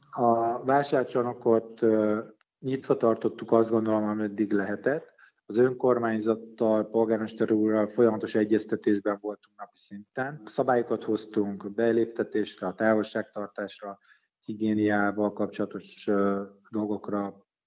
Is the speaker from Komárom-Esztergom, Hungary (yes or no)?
no; Pécs, Baranya, Hungary; also born or lived in Budapest; Én hát alapvetően Pécsi vagyok, én Pécsen születtem, Pécsen tanultam, Pécsen élek mindennapjékat